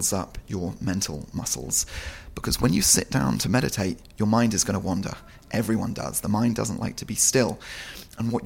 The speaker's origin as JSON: {"language": "English", "town": "Marlow", "region": "South East England", "country": "United Kingdom", "tie": "born or raised there", "also_born_or_lived": "London", "said": "we moved when I was very young to a little town called Marlow on the River Thames"}